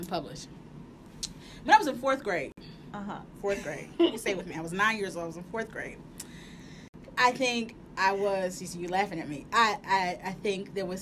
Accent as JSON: {"language": "English", "town": "Richmond", "region": "Virginia", "country": "United States", "tie": "born or raised there", "also_born_or_lived": "Dayton, Ohio", "moved": "as an adult", "said": "I grew up in Richmond, Virginia."}